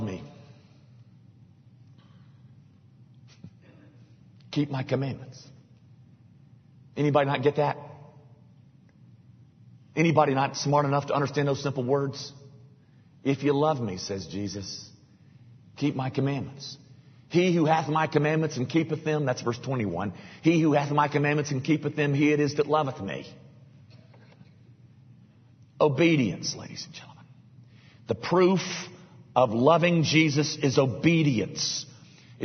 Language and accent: English; United States; I'm an American